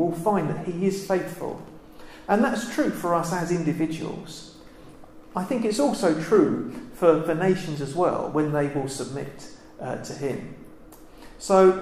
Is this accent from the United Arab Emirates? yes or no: no; United Kingdom